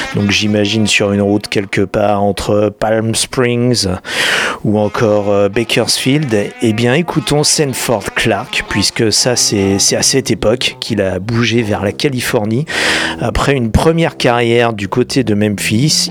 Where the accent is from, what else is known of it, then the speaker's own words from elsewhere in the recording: France; chez nous en France